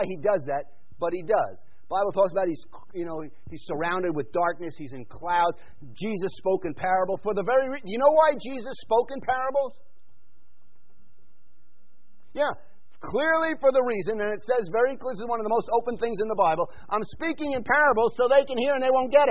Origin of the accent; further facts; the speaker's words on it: New York, United States; moved away; I grew up in New York and then went to Vaughan